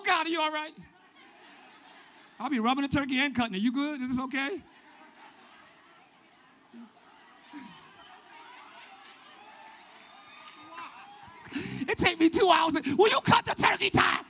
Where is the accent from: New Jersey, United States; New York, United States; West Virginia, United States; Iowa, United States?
New Jersey, United States; Willingboro; My hometown in Willingboro, New Jersey